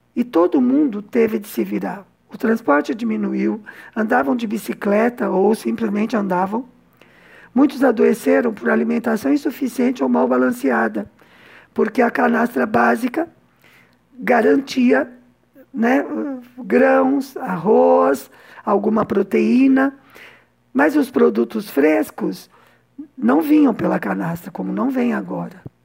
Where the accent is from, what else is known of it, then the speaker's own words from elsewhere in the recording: São Paulo, Brazil; moved away as an adult; now in Cuba; Mulher branca, de meia idade, classe média baixa, nascida e criada em São Paulo